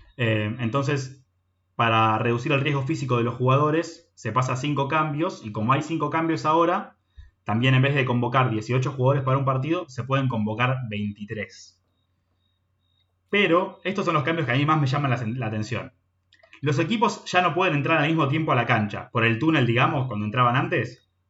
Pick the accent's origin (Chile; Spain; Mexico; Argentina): Argentina; somos argentinos